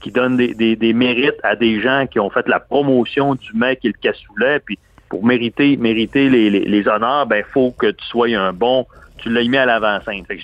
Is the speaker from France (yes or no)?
no; Quebec, Canada; ah, tu es, un Canadien, on connaît le Canada, mais je viens du Québec au, au Canada